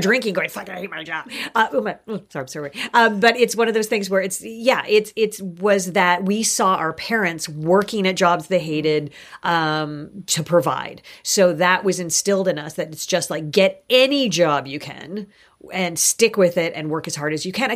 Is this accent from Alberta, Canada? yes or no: no; Kitchener, Ontario, Canada; also born or lived in Toronto; my first memories are in Kitchener. I was born in Toronto, but we, um, my mom went back to university. She went to the University of Waterloo